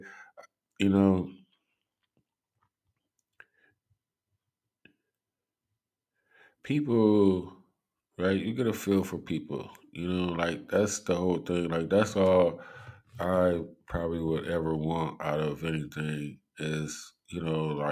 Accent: Cleveland, Ohio, United States; I'm from Cleveland

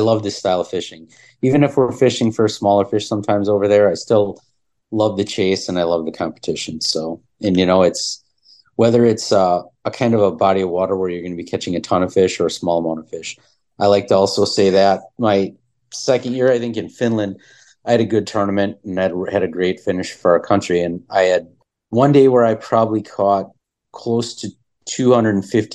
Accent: Oshkosh, Wisconsin, United States; I grew up in Oshkosh on Lake Winnebago

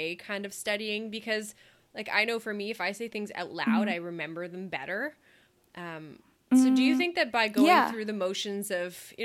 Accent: Canada; I'm the Canadian

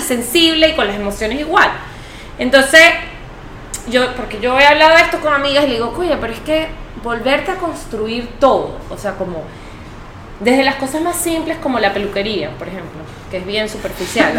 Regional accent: Venezuela; moved away as an adult; also born or lived in Oklahoma, United States / France; now in Lima, Peru; yo soy venezolana, pues yo siempre he vivido en, Venezuela

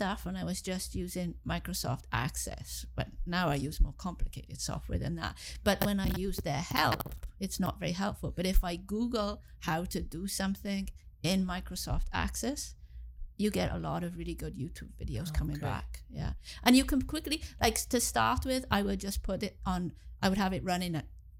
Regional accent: Swansea, Wales, United Kingdom; moved away as an adult; also born or lived in England / Cardiff, Wales; now in Kingston, Canada; So I was born in England, and then when I was six, I moved back to where my parents were from. I moved back to Wales, and I grew up in Wales, in Swansea

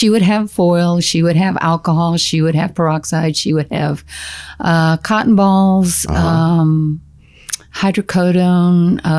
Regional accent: San Antonio, Texas, United States; I grew up in San Antonio.

